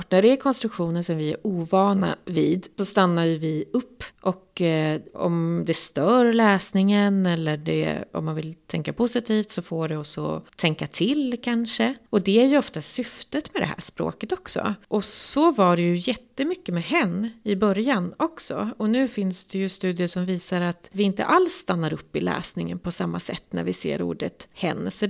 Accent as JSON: {"language": "Swedish", "town": "Gävle", "region": "Gävleborg County", "country": "Sweden", "said": "det vet jag för jag kommer ju från Gävle."}